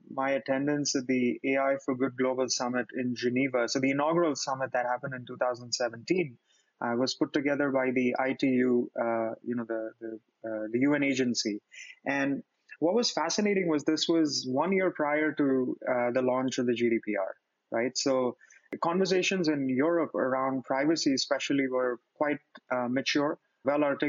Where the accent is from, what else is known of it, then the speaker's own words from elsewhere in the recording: India; moved away as an adult; also born or lived in Montreal, Canada; I born and raised in India, moved to Montreal 2012 to study computer science at McGill